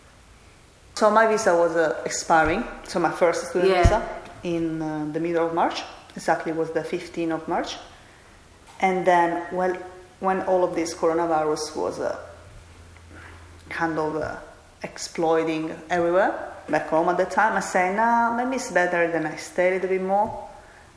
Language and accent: English; Catania, Sicily, Italy; moved away as an adult; now in Australia; I'm from Catania